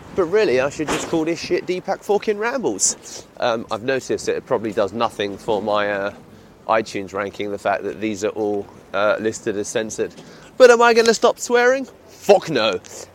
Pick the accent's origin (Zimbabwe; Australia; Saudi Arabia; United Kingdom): United Kingdom; accent: British; my British accent